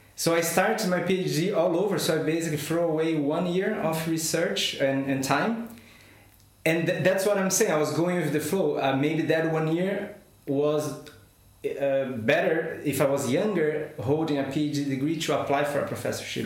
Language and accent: English; Brazil; English is a second language; moved away as an adult; also born or lived in São Paulo, Brazil / Madrid, Spain / Munich, Germany / Shanghai, China; now in Hanover, Germany; I am a scientist by formation, and I come from Brazil